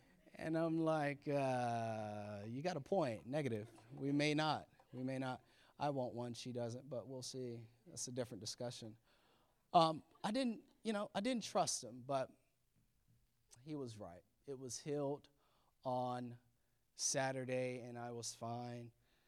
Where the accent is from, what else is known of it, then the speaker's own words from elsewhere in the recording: Florida, United States; now in Maryland, United States; And if you know me, that's where I'm from Florida. So maybe we should be back there, but we're here in Maryland.